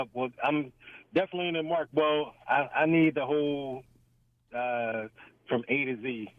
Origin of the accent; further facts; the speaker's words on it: Philadelphia, Pennsylvania, United States; I grew up in West Philly